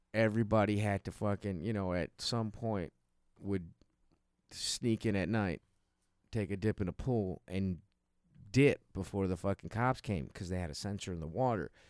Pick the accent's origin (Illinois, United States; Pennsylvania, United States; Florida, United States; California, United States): Illinois, United States; Chicago; born or raised there